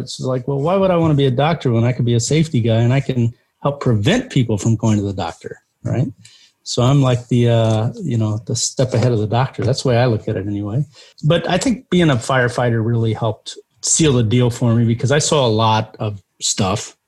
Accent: Terre Haute, Indiana, United States; I took the classes at uh, uh Indiana State, which is in my hometown

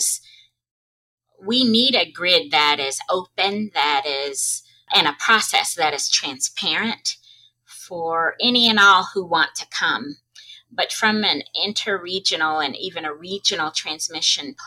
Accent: Arkansas, United States; in Arkansas, my home state

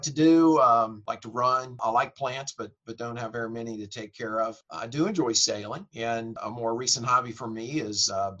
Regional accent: Mobile, Alabama, United States; moved away as an adult; now in Nashville, United States; Alabama and raised there, but have been in Nashville now for almost 30 years

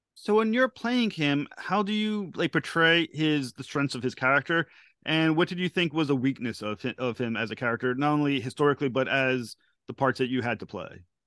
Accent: United States; I'm from the United States

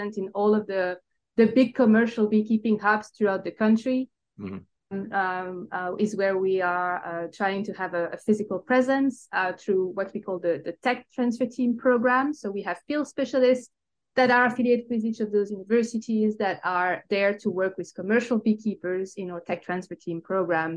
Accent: Belgium; English is a second language; moved away as an adult; also born or lived in Brussels; now in United States; I tell by my accent, I'm not originally from the United States. I actually, I'm originated from Belgium.

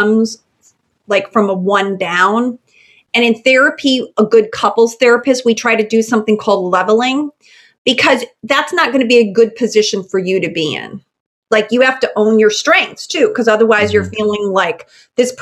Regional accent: Chicago, Illinois, United States; moved away; I'm originally from Chicago

